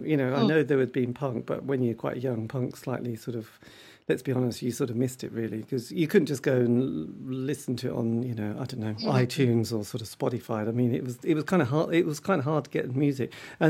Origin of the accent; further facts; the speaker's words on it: East Anglia, East of England, United Kingdom; being English and from East Anglia